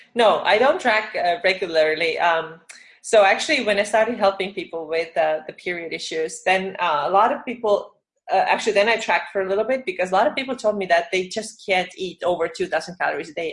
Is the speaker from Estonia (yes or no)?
yes; Estonia; also born or lived in Finland; now in California, United States; I'm from Estonia, but I used to be live in Finland